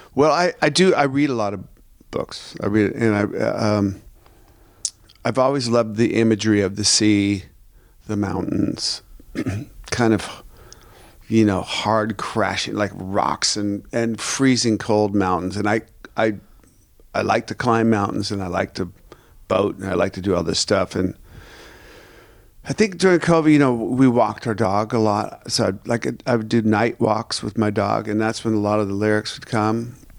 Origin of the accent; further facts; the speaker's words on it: Seattle, Washington, United States; I'm from Seattle